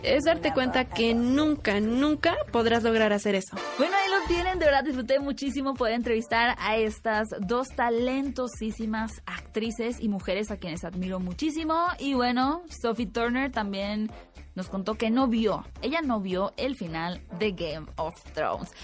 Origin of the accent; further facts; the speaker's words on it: Sonora, Mexico; Sonora, mi tierra natal